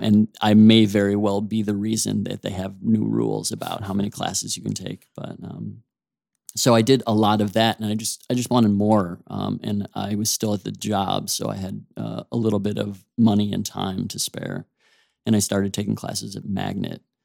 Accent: Oak Park, Illinois, United States; I grew up right outside of Chicago in a suburb called Oak Park

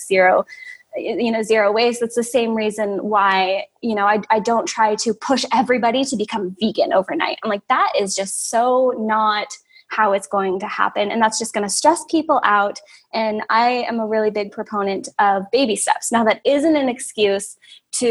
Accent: West Coast, United States; moved away as an adult; also born or lived in California / Oregon / Georgia; now in South Dakota, United States; I grew up in California and Oregon. I consider myself, you know, very West Coast hippie.

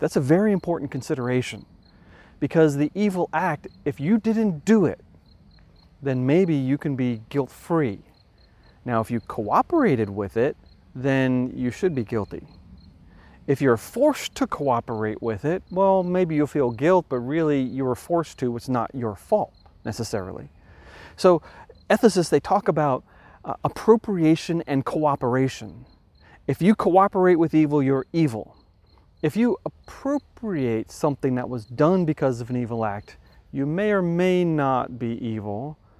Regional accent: New York, United States; For example, I come from New York.

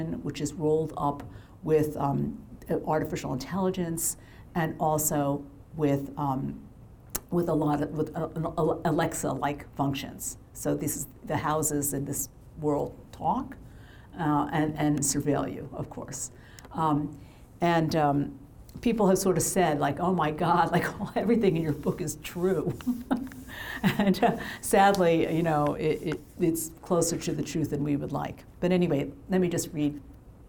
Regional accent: Massachusetts, United States; in my hometown of my home state of Massachusetts

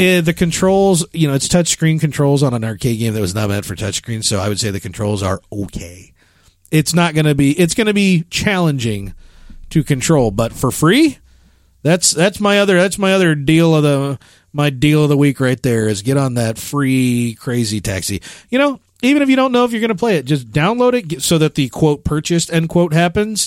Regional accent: Chicago, Illinois, United States; moved away; I'm from Chicago

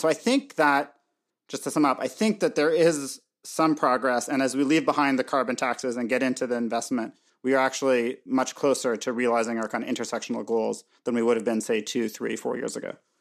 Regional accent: Canada; also born or lived in Montreal; I'm, I'm Canadian

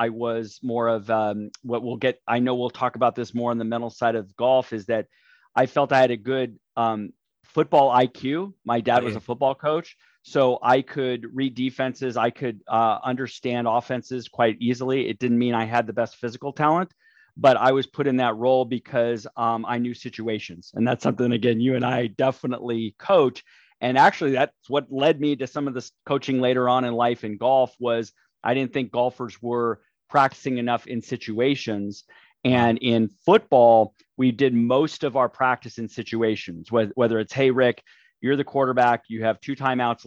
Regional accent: Burbank, California, United States; I've been born and raised in the Los Angeles area here, Burbank, California

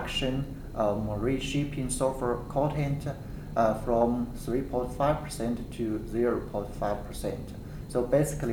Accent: near Xi'an, Shaanxi, China; moved away as an adult; also born or lived in Lanzhou; now in Kansas, United States; I was born in a small village in the central part of China. And my hometown is not far from the city of Xi'an

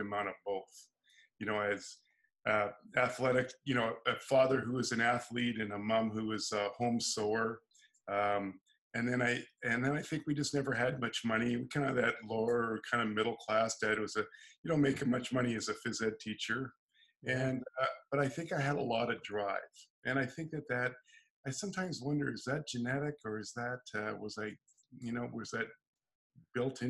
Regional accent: San Diego, California, United States; now in Canada; I was originally from California, San Diego, and living in Canada

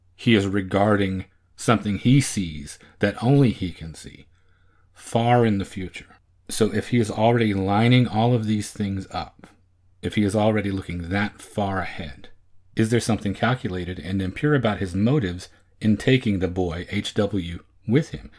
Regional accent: Oklahoma, United States; moved away as an adult; now in Texas, United States; Growing up in Oklahoma and living in Texas now for almost twenty years

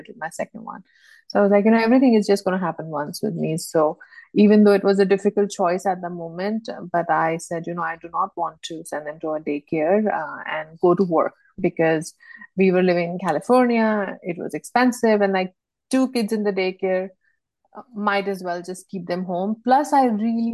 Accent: India; moved away; also born or lived in Bangladesh / United States; I am from India

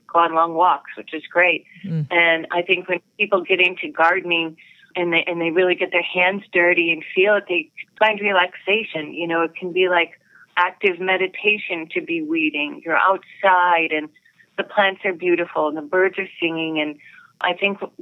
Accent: Minnesota, United States; growing up in Minnesota

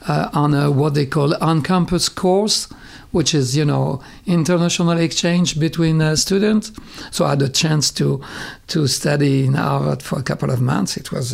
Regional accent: France; moved away as an adult; also born or lived in Paris, France; now in Israel; Born and raised and schooled in France

